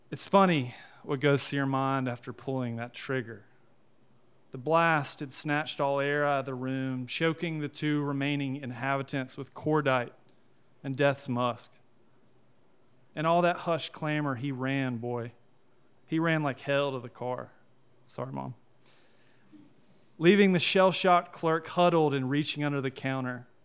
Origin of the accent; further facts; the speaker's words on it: Sophia, North Carolina, United States; Hey, y'all. Um … Uh, I am from Sophia, North Carolina, and I'm an English teacher, and I write crime fiction.